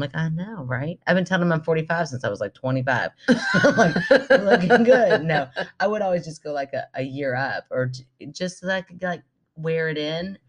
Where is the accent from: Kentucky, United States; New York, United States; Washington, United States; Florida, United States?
Kentucky, United States; Make fun of my accent. I'm from Kentucky and I'm proud of it.